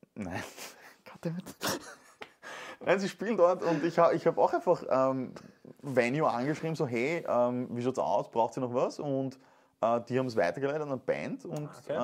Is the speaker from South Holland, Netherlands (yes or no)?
no; Venlo, Limburg, Netherlands; moved away; Da muss ich zurück in meine Heimat